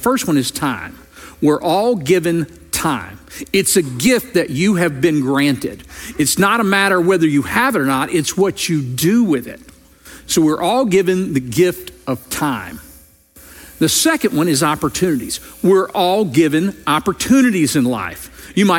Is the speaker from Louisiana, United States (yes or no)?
yes; Louisiana, United States; moved away; I grew up in Louisiana